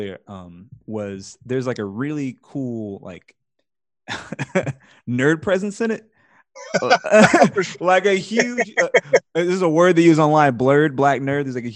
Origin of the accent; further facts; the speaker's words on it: New Orleans, Louisiana, United States; now in Birmingham, United States; I'm from New Orleans originally